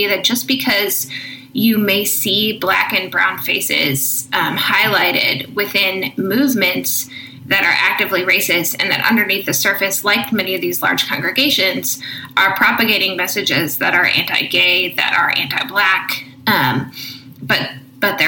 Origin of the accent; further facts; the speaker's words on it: Midwest, United States; also born or lived in Orange County, California; my hometown here in the Midwest